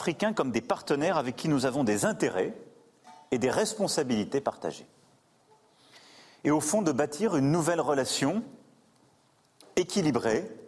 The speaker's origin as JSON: {"language": "French", "country": "Belgium", "said": "En tant que Belge, je ne suis pas directement concerné, mais je comprends."}